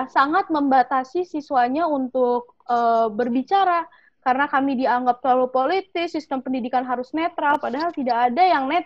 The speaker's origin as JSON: {"language": "Indonesian", "region": "West Java", "country": "Indonesia", "tie": "born or raised there", "said": "Jadi ada sentimen sedikit karena ini um, apa terjadi di kampung halaman saya di Jawa Barat"}